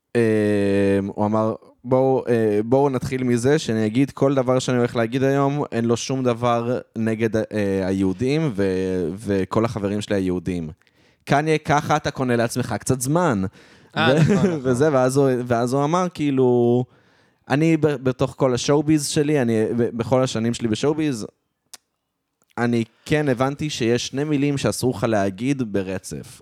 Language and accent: Hebrew; Israel; אני ישראלי